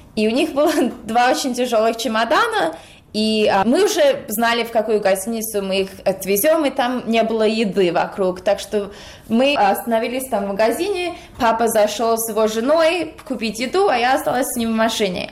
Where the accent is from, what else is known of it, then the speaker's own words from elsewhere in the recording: United States; я родилась в Америке, но родители из России